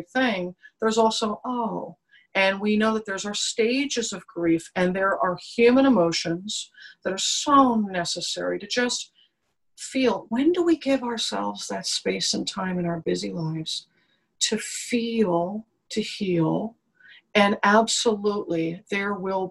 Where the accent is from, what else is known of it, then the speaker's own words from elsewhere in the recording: New York, United States; I'm a New Yorker